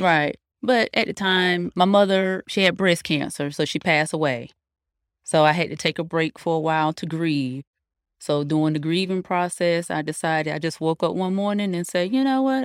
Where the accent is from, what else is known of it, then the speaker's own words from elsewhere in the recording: Fayetteville, North Carolina, United States; I'm from Fayetteville, North Carolina.